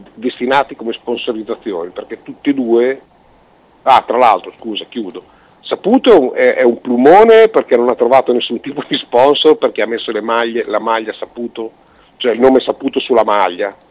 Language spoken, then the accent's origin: Italian; Italy; siamo italiani